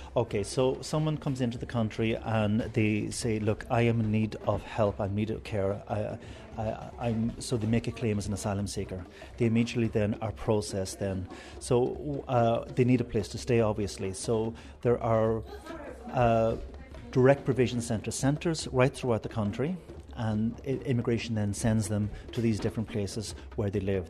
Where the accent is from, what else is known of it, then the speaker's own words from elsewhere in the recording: Ireland; We as Irish people